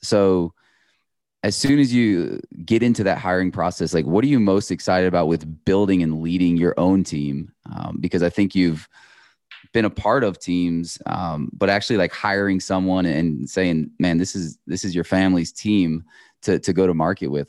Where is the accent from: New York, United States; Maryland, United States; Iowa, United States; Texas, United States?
Iowa, United States; I grew up in Iowa